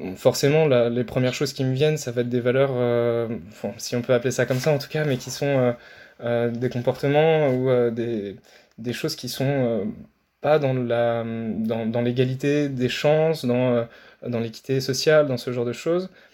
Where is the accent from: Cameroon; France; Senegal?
France; Nancy, Grand Est; je viens de Nancy, donc en Lorraine